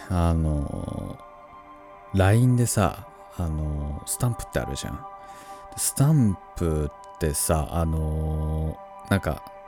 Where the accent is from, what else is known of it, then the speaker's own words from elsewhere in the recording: Tohoku, Japan; moved away; 僕も東北出身